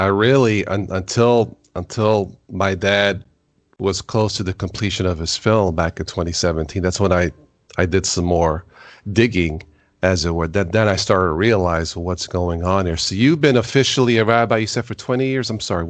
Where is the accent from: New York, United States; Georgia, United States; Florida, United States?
New York, United States; I was born in New York